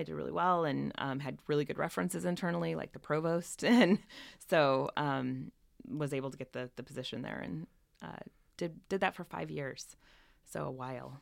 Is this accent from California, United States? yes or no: no; northern Indiana, United States; now in San Francisco Bay Area, United States; I grew up in, uh, northern Indiana, a little tiny town, thirty-six hundred people